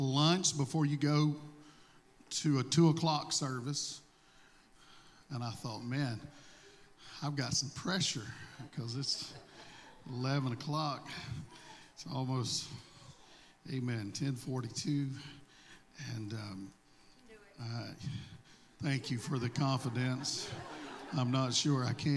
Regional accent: Mississippi, United States; accent: southern; I don't have this southern draw because I was raised in Florida. I was raised in Mississippi.

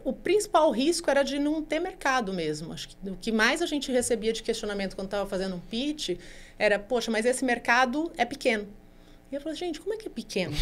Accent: Brazil; a gente é o país mais ansioso do mundo

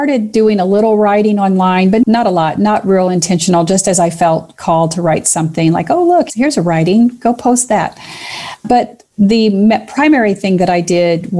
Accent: Kentucky, United States; I'm from Kentucky, so every once in a while, a hill which you climb to get up to the top becomes a heel

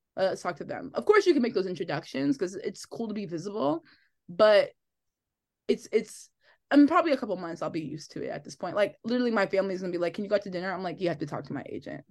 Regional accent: Linden, New Jersey, United States; also born or lived in Elizabeth, New Jersey; I grew up in Linden.

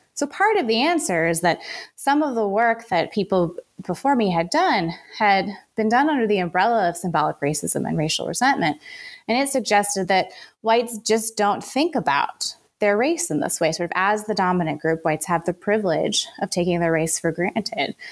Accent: Richmond, Virginia, United States; I grew up in the South. I grew up in Richmond, Virginia.

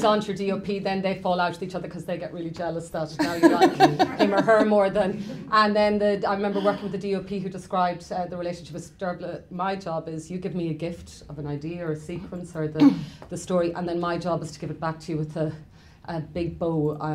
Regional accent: Ireland; as Irish people

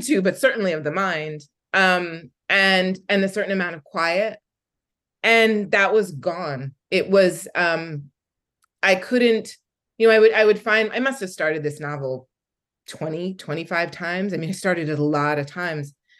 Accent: Philadelphia, Pennsylvania, United States; I'm from Philadelphia and I grew up in Philadelphia in the 80s

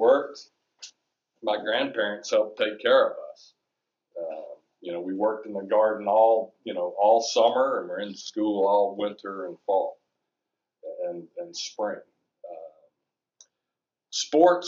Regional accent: just south of Chattanooga, Tennessee, United States; moved away; I grew up just south of Chattanooga, Tennessee on a dirt farm.

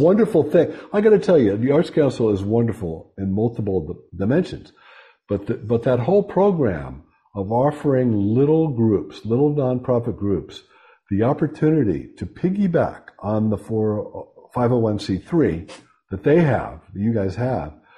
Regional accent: Pittsburgh, Pennsylvania, United States; moved away; I'm from Western Pennsylvania, shot and beer town, Pittsburgh.

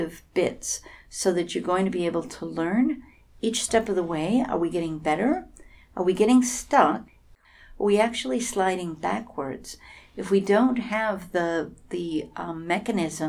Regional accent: San Francisco, California, United States; I'm from Silicon Valley, San Francisco

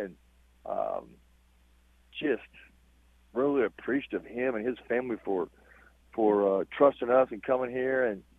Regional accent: Eastern Kentucky, United States; accent: drawn-out dialect; moved away; But I'm definitely not from New York. I'm from Eastern Kentucky.

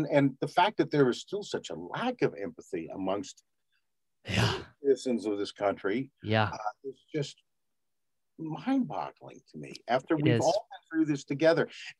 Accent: Grants, New Mexico, United States; born there; also born or lived in Los Angeles; I was born in Grants, which in New Mexico, it's a little town about 60 miles.

